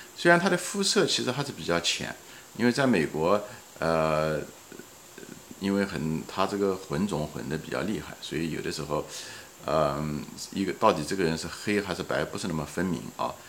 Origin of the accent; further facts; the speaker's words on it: China; 我们是中国人